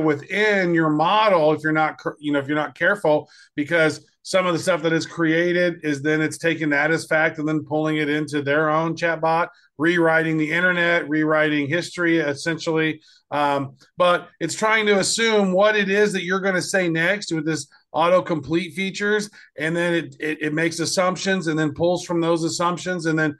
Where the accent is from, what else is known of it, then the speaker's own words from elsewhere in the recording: Kansas City, United States; really close to my hometown there in Kansas City.